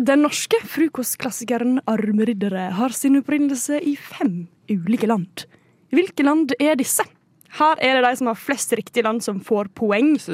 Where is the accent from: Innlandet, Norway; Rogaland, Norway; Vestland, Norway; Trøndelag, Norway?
Trøndelag, Norway; Nei, jeg er trønder.